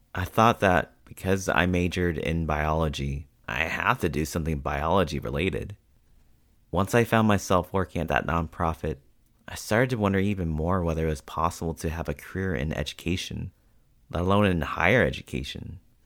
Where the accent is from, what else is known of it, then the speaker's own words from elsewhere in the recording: United States; my experiences have been growing up as both a Filipino and Asian American